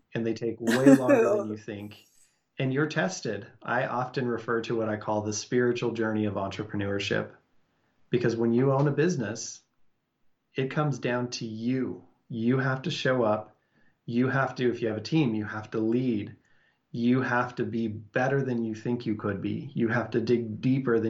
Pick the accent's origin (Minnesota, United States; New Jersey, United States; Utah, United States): Utah, United States; Salt Lake City; I grew up and live in Salt Lake City, and we live right next to big, beautiful mountains